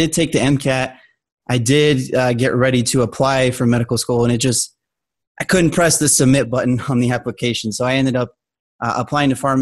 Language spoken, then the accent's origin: English; Albuquerque, New Mexico, United States; moved away as an adult; also born or lived in Colorado; I'm originally from Albuquerque, New Mexico